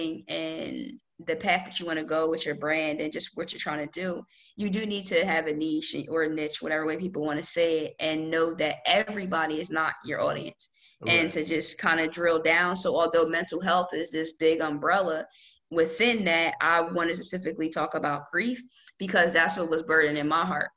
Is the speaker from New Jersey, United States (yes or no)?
yes; Lawnside, New Jersey, United States; also born or lived in Sicklerville, New Jersey; I'm from Lawnside, New Jersey. And I currently don't live in Lawnside. I live close by in Sicklerville. But yeah, I'm from Lawnside. Always been in New Jersey.